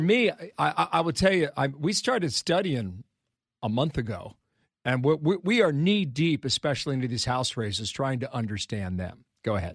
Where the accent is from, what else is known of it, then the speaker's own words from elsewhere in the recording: Ohio, United States; my home state of Ohio